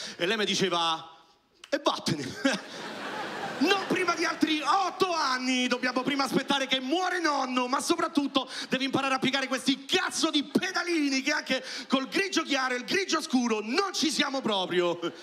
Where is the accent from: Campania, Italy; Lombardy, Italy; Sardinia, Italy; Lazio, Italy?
Lazio, Italy; Rome; io sono nato a Roma